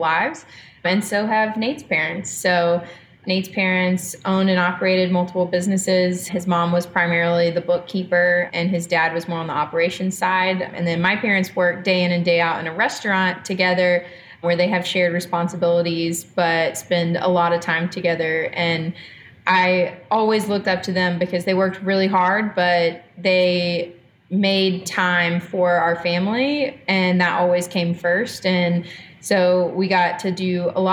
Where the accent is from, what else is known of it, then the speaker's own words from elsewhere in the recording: Macon, Georgia, United States; I am from Macon, born and raised. I went to school here, K through 12.